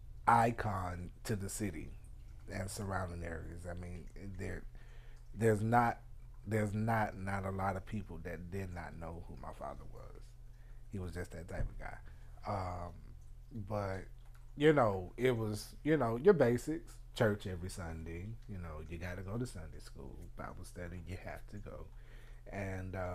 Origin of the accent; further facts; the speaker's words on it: New Bern, North Carolina, United States; I am born, bred, and raised here in the good old retirement city of New Bern, North Carolina